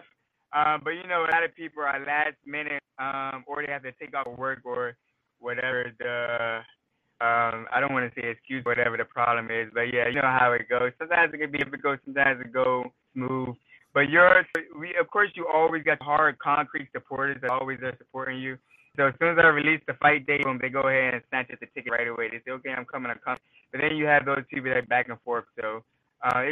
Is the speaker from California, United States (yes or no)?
no; Maryland, United States; my hometown